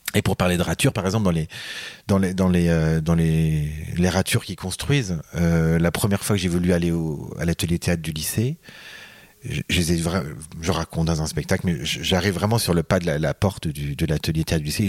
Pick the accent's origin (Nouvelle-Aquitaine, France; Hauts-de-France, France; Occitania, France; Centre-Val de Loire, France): Nouvelle-Aquitaine, France; Deux-Sèvres, Poitou; moved away; also born or lived in Paris / Quebec; je suis euh, des Deux-Sèvres, du Poitou